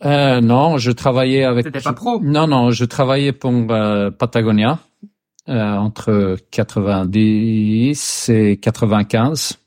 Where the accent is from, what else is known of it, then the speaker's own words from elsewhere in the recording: Sweden; French is a second language; je suis suédois, j'habite euh, dans, dans l'archipel de Stockholm